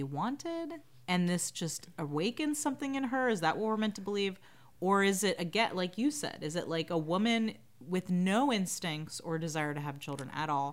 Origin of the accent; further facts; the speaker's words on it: the South, United States; as a Southerner